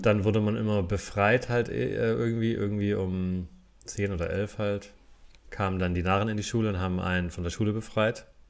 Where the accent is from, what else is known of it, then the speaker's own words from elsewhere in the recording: a Fastnacht stronghold on the Neckar, Baden-Württemberg, Germany; ich bin ja da in, in der Fastnetz-Hochburg aufgewachsen